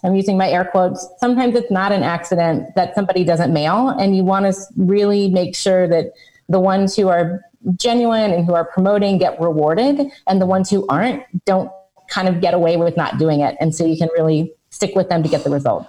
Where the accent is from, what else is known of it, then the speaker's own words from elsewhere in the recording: United States; I'm American, so I say niche